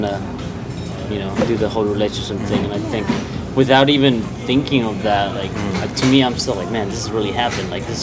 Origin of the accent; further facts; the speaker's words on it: Mexico; moved away; my hometown in Mexico